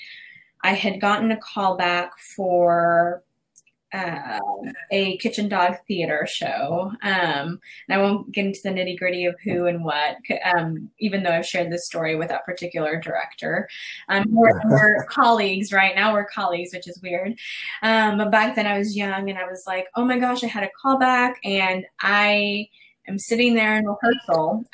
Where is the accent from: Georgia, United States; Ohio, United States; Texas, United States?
Texas, United States; Dallas; I grew up in East Dallas